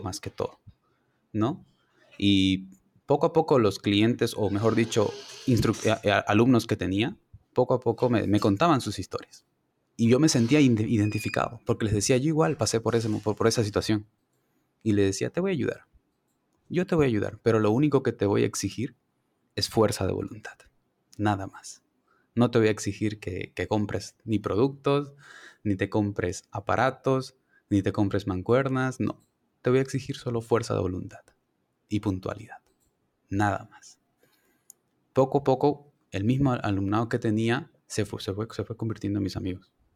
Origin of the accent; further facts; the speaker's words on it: Santa Cruz de la Sierra, Santa Cruz, Bolivia; moved away as an adult; now in Cochabamba, Bolivia; Soy de Santa Cruz, estudio en Cochabamba